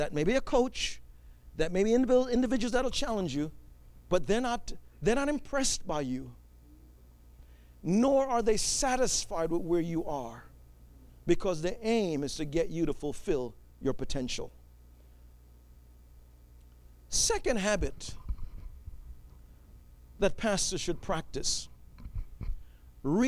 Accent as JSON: {"language": "English", "town": "New York City", "region": "New York", "country": "United States", "tie": "born or raised there", "said": "I grew up in New York City"}